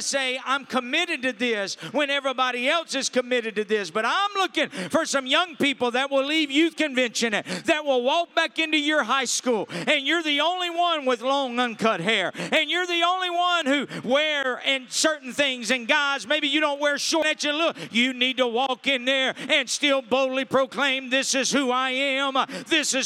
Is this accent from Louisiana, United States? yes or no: yes; Louisiana, United States; I'm from Louisiana